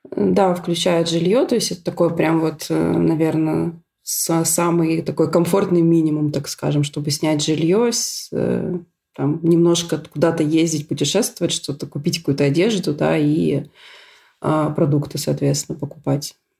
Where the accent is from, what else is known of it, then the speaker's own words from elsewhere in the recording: Syktyvkar, Komi Republic, Russia; moved away as an adult; also born or lived in Moscow; now in Ljubljana, Slovenia; Я из Сыктывкара, э, столице республики Коми